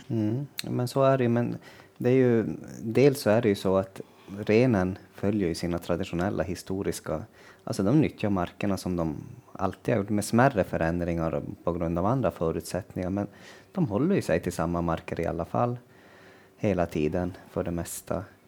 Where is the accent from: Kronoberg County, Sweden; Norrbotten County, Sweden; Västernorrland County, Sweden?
Norrbotten County, Sweden; Kiruna area; hemma i Kirunaområdet